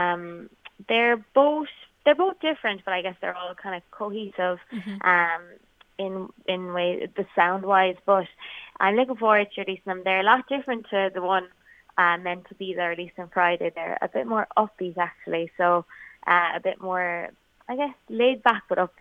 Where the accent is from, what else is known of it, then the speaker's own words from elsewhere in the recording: Kerry, Munster, Ireland; moved away as an adult; now in Dublin, Ireland; I'm from Kerry and I moved to Dublin and I went to college for music